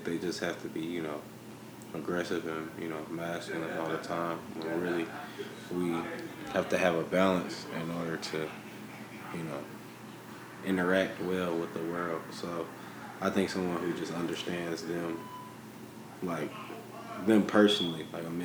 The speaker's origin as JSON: {"language": "English", "town": "Dayton", "region": "Ohio", "country": "United States", "said": "I'm also from Dayton"}